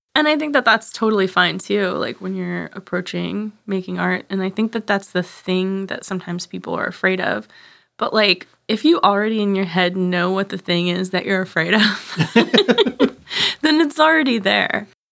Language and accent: English; right outside of New Orleans, Louisiana, United States; also born or lived in Arkansas; I moved from Arkansas to right outside of New Orleans in third grade.